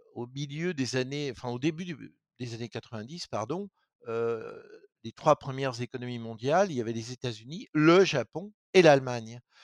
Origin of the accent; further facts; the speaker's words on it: Lorraine, Grand Est, France; moi, je viens de Lorraine